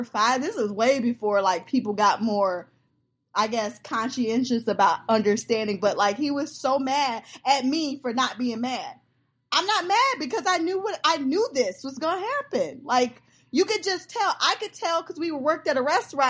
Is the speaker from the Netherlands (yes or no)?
no; Georgia, United States; I was in Georgia. That's where I was born.